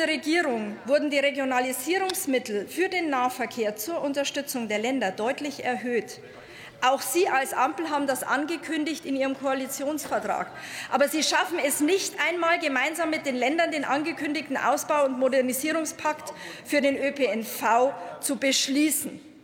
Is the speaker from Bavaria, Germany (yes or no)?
yes; Bavaria, Germany; ich komme auch aus Bayern